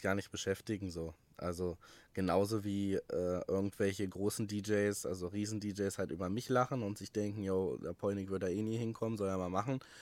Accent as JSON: {"language": "German", "town": "Wolfsburg", "region": "Lower Saxony", "country": "Germany", "tie": "born or raised there", "said": "in meiner Heimatstadt Wolfsburg damals"}